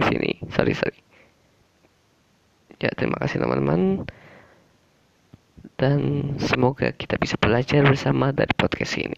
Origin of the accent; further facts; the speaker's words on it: Java, Indonesia; Karena aku orang Jawa, orang Jawa tuh orangnya